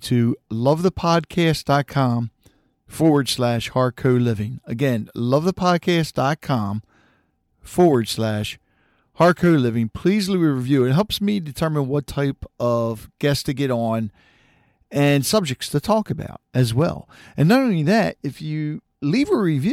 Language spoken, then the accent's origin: English; Harford County, Maryland, United States; I grew up here in Harford County.